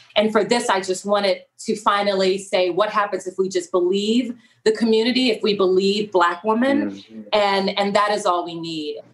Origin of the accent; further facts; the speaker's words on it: Los Angeles, California, United States; I'm originally from South Central Los Angeles